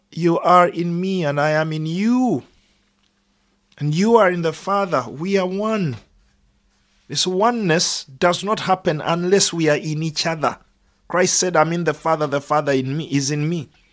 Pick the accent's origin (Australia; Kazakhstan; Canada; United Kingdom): United Kingdom; as British people